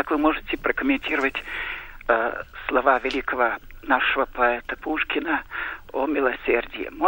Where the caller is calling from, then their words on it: Tatarstan, Russia; я из Татарстана.